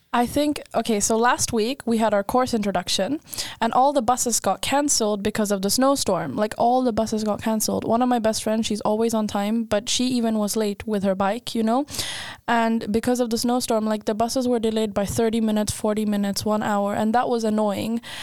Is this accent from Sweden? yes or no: yes; Skåne, Sweden; now in Linköping, Sweden; I grew up in Sweden